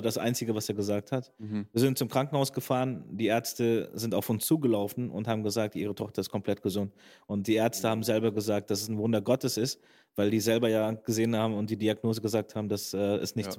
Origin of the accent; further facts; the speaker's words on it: Bergisch Gladbach, North Rhine-Westphalia, Germany; moved away as an adult; now in Schwerte, Germany; ich bin erstmal in Bergisch Gladbach geboren, aufgewachsen